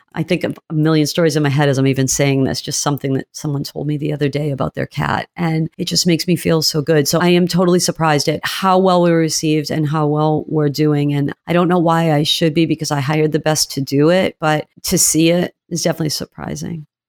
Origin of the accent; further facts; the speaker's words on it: New England, United States; moved away as an adult; also born or lived in Georgia; I am from New England